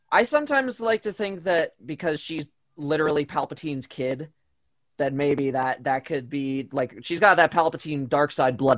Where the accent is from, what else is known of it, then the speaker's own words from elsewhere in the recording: United States; I'm American.